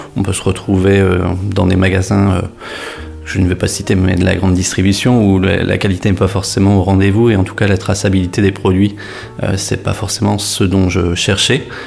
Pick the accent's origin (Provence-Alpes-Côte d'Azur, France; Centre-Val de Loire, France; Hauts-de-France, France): Hauts-de-France, France; Saint-Omer; now in Lille, France; Je suis originaire de Saint-Omer, je suis né dans un petit village qui se nomme Avroux avec 500 habitants.